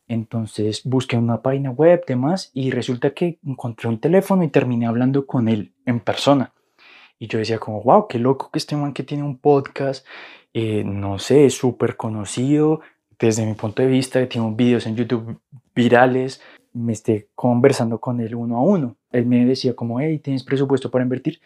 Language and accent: Spanish; Colombia; moved away as an adult; also born or lived in Argentina; soy colombiano, y para 2016 me mudé a Argentina de la nada